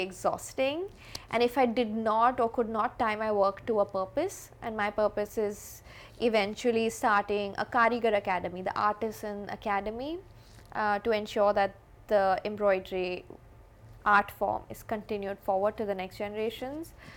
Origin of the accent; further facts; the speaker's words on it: India; I grew up in India